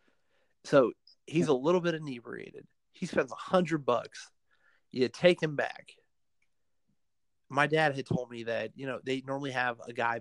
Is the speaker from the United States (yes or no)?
yes; Fayetteville, North Carolina, United States; in my hometown, there is, on Bragg Boulevard